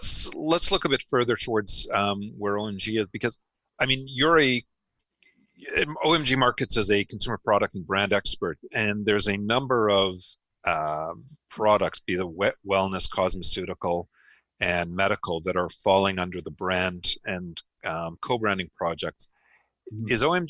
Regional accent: Canada; Being Canadian, with everybody acknowledges it's a big market.

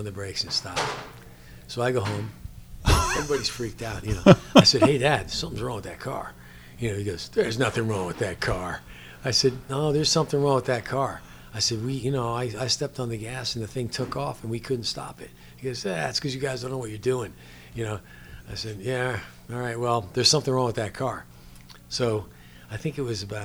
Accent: New Jersey, United States; accent: New Jersey; moved away; I grew up in New Jersey

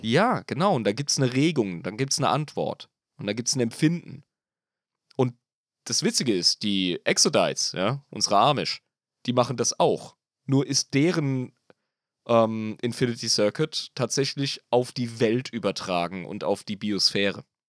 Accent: Germany; wir als Deutsche

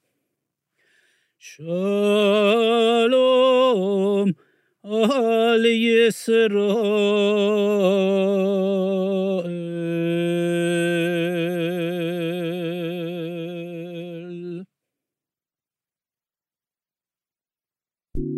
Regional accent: Iran; moved away; I grew up in Iran

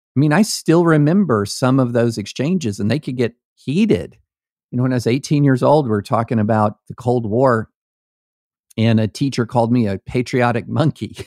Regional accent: rural Kentucky, United States; also born or lived in Opelika, Alabama / Nashville, Tennessee; I was born in Opelika, Alabama. The first football game I went to, I was six years old at Death Valley in Baton Rouge, Louisiana. I grew up in rural Kentucky

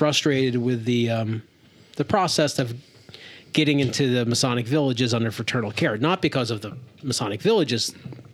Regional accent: Pennsylvania, United States; we're from Pennsylvania

